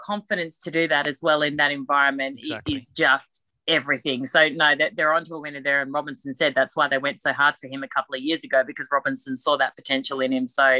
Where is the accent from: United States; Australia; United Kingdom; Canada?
Australia; Sydney, New South Wales; My co-host, Ed Cavalier, who is a very funny man, also a Sydney boy.